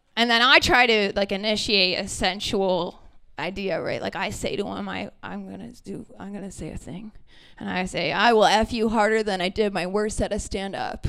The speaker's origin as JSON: {"language": "English", "town": "Brantford", "region": "Ontario", "country": "Canada", "said": "I'm from Brantford, Ontario"}